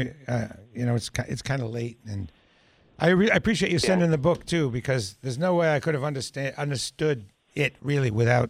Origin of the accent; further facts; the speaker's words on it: New Hampshire, United States; I was from New Hampshire, mind you. I never saw any big concert as a kid.